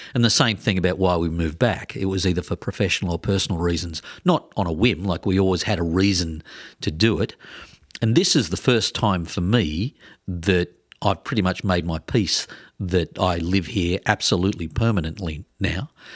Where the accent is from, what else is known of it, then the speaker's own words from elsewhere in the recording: Australia; moved away as an adult; also born or lived in Twin Cities, Minnesota; now in Minneapolis-Saint Paul, United States; I'm from Australia